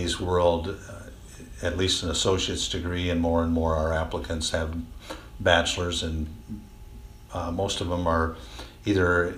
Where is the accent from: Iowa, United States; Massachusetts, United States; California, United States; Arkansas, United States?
Iowa, United States; Monticello; I grew up in this area. I grew up over in the Monticello area